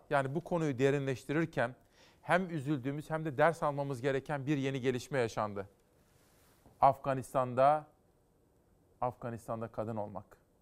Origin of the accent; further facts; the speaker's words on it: Simav, Kütahya, Turkey; 4 Eylül'de Simav'da kurutuldu benim doğum yerim.